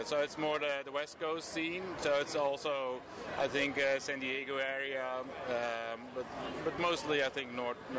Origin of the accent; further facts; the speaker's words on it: Maarssen, Utrecht, Netherlands; English is a second language; I'm from Rode Dorp.